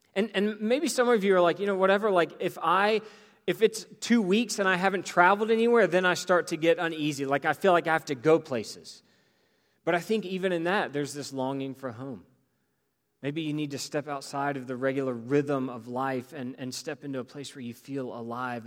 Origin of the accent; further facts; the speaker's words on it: Greensboro, North Carolina, United States; growing up in Greensboro